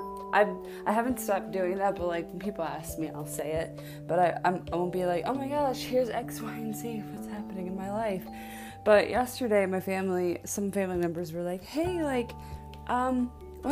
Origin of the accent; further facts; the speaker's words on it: Buffalo, New York, United States; moved away; I'm from Buffalo